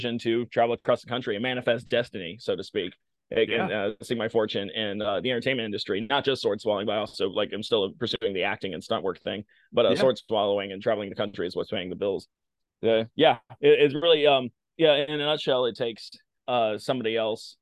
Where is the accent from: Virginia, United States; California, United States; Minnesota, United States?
Virginia, United States; Blacksburg; I grew up in Blacksburg, Virginia